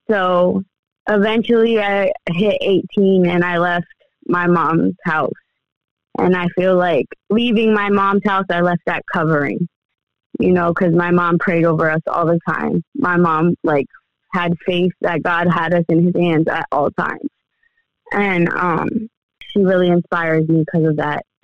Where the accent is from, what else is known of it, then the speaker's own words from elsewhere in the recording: Allentown, Pennsylvania, United States; also born or lived in Uniontown; I was born in Allentown, uh, raised in Allentown, and moved around a lot. I lived in Uniontown over between Pittsburgh and Maryland for a little bit.